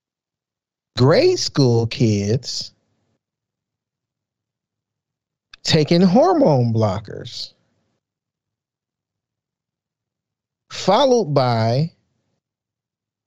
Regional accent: Chicago, Illinois, United States; growing up in South Side of Chicago

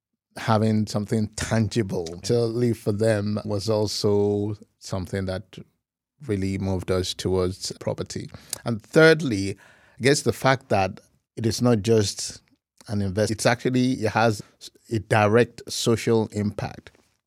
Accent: Ibadan, Oyo, Nigeria; I grew up in Ibadan and went to University of Ibadan for my first degree in economics. And then after that, moved to Lagos to begin my career.

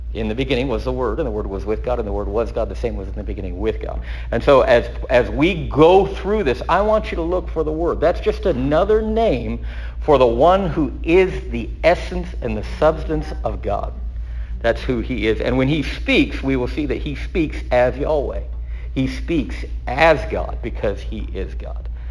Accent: Texas, United States; I'm a son of Texas

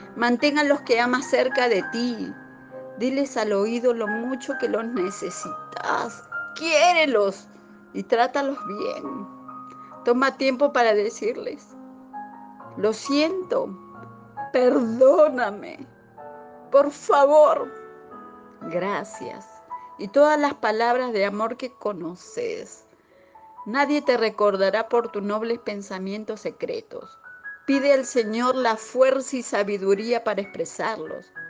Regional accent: Peru; now in Buenos Aires, Argentina; soy de Perú y radico en Buenos Aires

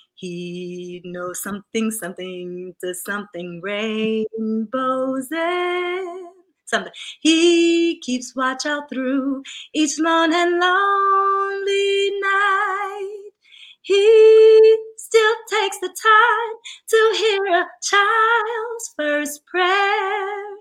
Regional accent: the South, United States; I'm from the South, a little country

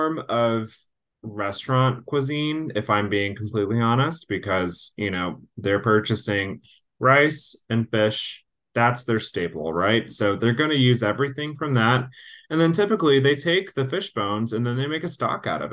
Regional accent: Texas, United States; growing up in Texas

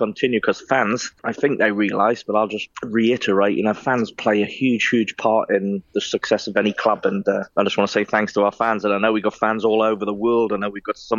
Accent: Newcastle upon Tyne, North East England, United Kingdom; when I was 15, growing up in Newcastle

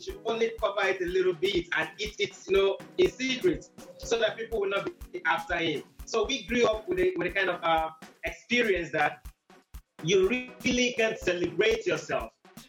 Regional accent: Nigeria; I come from the Yoruba tribe in Nigeria. This is a tribe that is conservative.

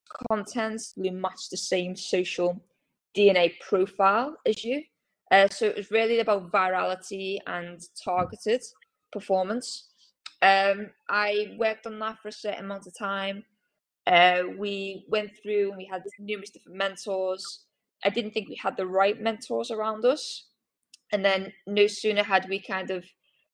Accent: Liverpool, North West England, United Kingdom; I'm from Liverpool

